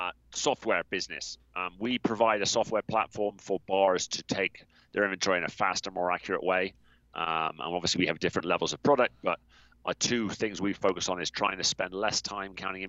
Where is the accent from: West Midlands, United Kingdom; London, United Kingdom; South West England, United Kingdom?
South West England, United Kingdom; accent: US-influenced English; now in United States; I'm originally from the southwest of England. I'm regularly mistaken for an Aussie because of the US effect on my accent. But yeah, I'm from a county called Somerset.